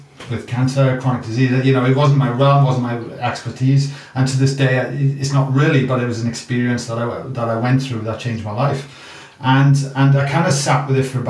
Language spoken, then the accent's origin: English; Wales, United Kingdom; moved away as an adult; now in Australia; you can hear my accent. I'm a product from Wales.